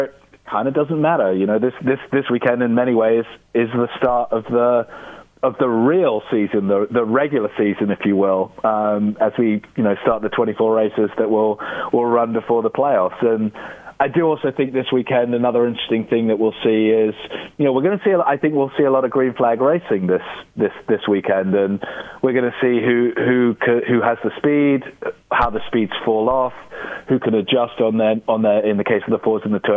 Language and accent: English; United Kingdom; as a British person